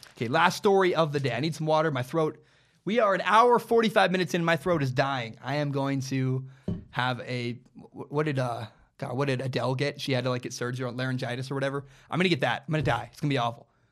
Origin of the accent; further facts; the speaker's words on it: Portland, Oregon, United States; I grew up in Portland.